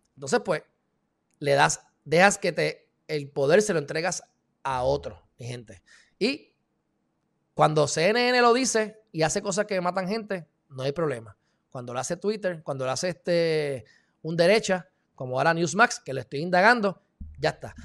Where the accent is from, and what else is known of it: Puerto Rico